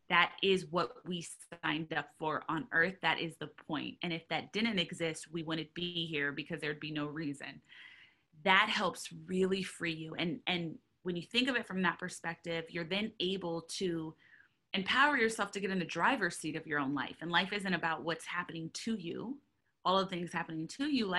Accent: Southern California, United States; I grew up in Southern California, and I grew up in a lot of places all over Southern California

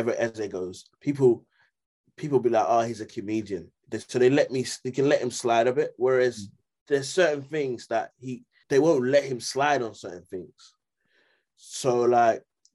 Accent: London, United Kingdom; I'm from Greenwich

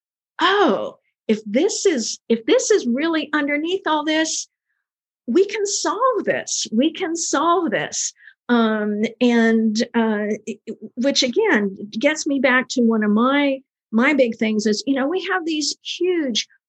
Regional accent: the South, United States; I'm from the South.

